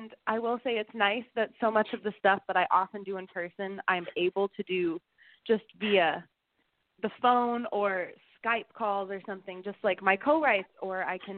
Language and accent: English; Flower Mound, Texas, United States; now in Nashville, United States; I grew up in Flower Mound, Texas, which most people haven't heard of, so it's just near Dallas